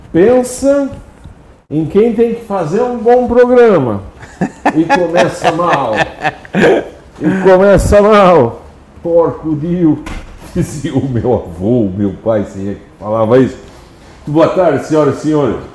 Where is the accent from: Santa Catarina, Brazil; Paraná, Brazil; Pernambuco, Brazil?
Santa Catarina, Brazil; Orleans; born there; Eu nasci aqui em Orleans mesmo.